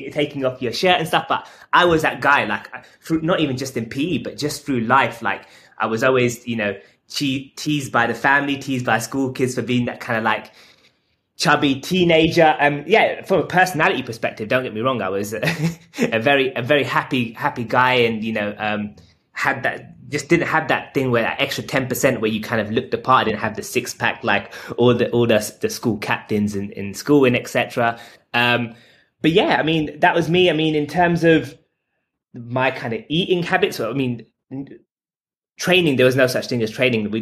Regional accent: London, United Kingdom; I'm 32 years old and I'm from London

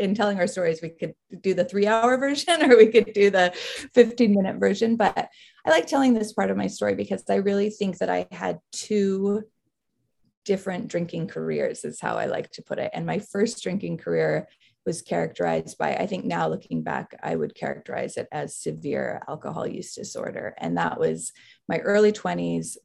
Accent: Salt Lake City, Utah, United States; moved away as an adult; also born or lived in Philadelphia; I grew up in Salt Lake City, Utah

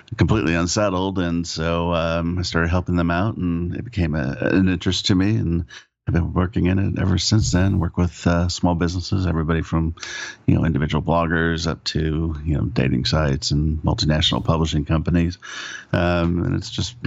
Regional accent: California, United States; also born or lived in Oklahoma; I was born in Oklahoma, of all places. Ended up moving to California early on. Thank goodness. And was raised in California

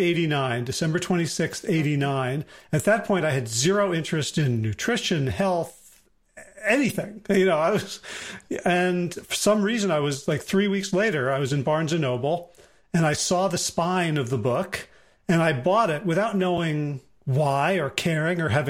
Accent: South Orange, New Jersey, United States; I grew up in South Orange.

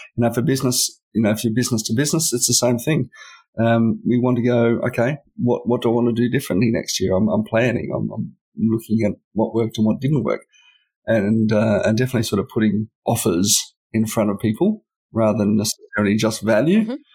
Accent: Canberra, Australian Capital Territory, Australia; I've historically worked to companies and businesses in my hometown

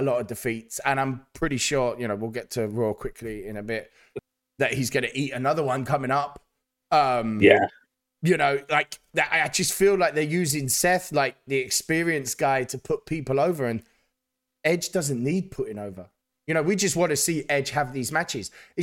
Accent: United Kingdom; as a Brit

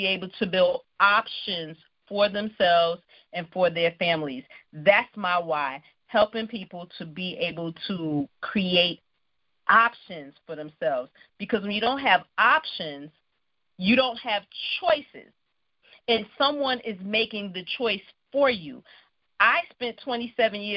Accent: New York City, New York, United States; I grew up in Brooklyn, New York

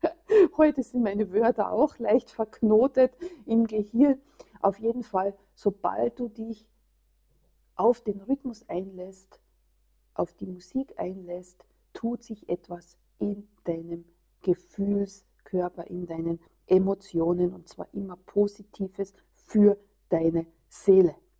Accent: Austria; hier bei uns in Österreich

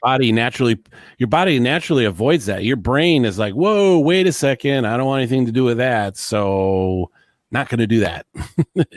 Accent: Detroit, Michigan, United States; I'm from Detroit, Michigan

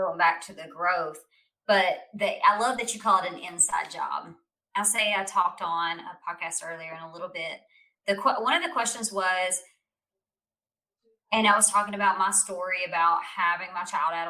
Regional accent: United States; as an American

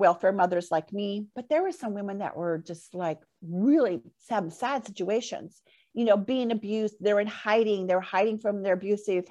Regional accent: Port Orchard, Washington, United States; moved away as an adult; back here in my hometown, Port Orchard

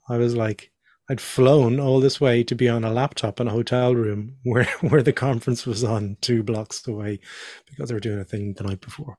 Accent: Dublin, Leinster, Ireland; also born or lived in Northern Ireland / Australia; we moved down to Dublin

